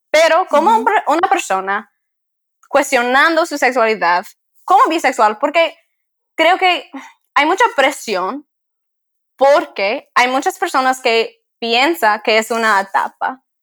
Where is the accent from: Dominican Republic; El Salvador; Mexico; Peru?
Dominican Republic; now in United States; Yo no puedo decir nada en la RD porque ya no soy dominicana